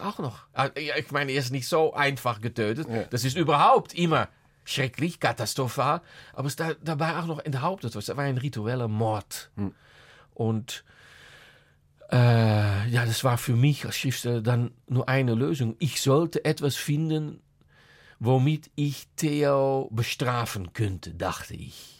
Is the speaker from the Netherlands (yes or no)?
yes; Netherlands; German is a second language; als Holländer